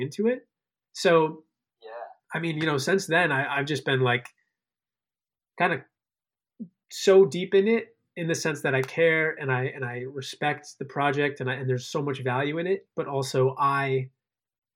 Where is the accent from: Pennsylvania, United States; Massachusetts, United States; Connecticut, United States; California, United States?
Connecticut, United States; moved away as an adult; also born or lived in Chicago, Illinois / Maryland; now in New York, United States; spent most of my upbringing out in Connecticut, on the shoreline of Connecticut